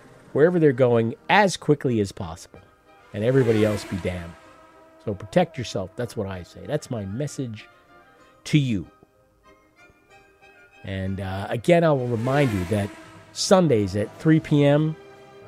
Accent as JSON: {"language": "English", "country": "United States"}